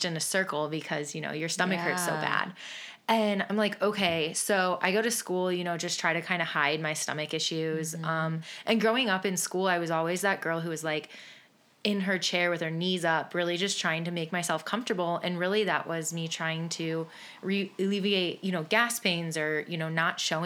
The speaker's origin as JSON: {"language": "English", "town": "Willoughby", "region": "Ohio", "country": "United States", "said": "I am from Willoughby, Ohio, and a local to downtown Willoughby"}